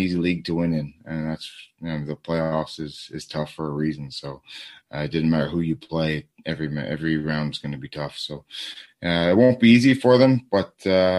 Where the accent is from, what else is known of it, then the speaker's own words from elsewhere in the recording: Toronto, Ontario, Canada; we're from the Toronto area